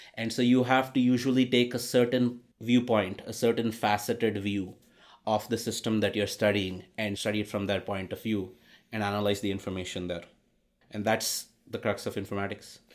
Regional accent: India; moved away; growing up in India

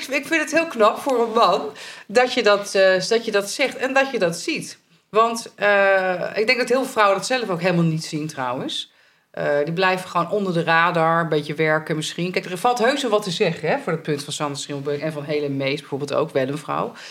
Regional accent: Italy; Ja, ben ik uit Italië, dus dat is allemaal normaal.

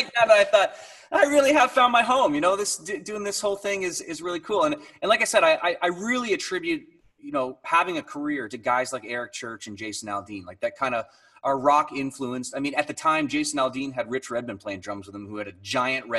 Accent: Niagara Falls, Ontario, Canada; now in St. Catharines, Canada; I grew up in Niagara Falls. I live in St. Catharines.

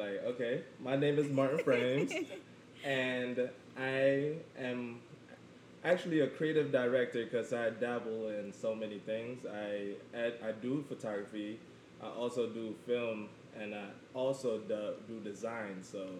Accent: Jamaica; let me get into my background. I am Jamaican and I'm quarter Chinese.

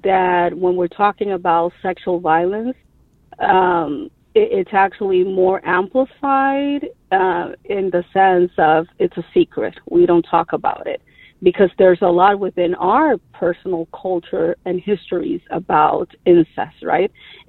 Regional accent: Dominican Republic; moved away as an adult; also born or lived in New York City, United States; now in United States; So I am an immigrant, but I was raised in New York City. So then I migrated back again to my country and went to high school as well as college in the Dominican Republic.

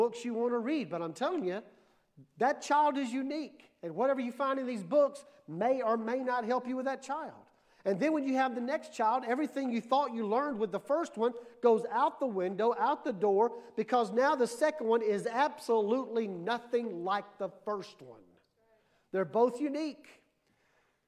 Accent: Mississippi, United States; I was born and raised in Mississippi.

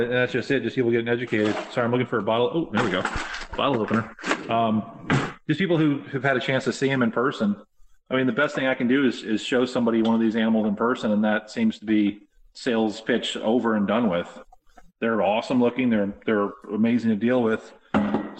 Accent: Florida, United States; moved away; also born or lived in New England / Chicago; I grew up down here in Florida

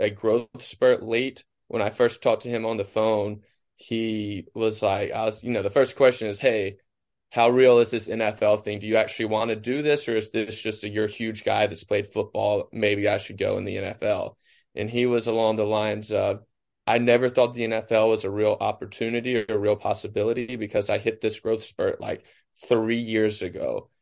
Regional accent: Cleveland, Mississippi, United States; I was in Cleveland, my hometown, where Delta State is

